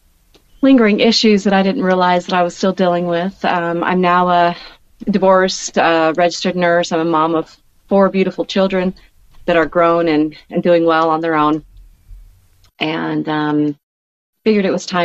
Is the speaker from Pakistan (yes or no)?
no; Oregon, United States; born there; also born or lived in Rapid City, South Dakota; One of my first memories of being in the message was before we actually moved to Rapid City, I was born in Oregon.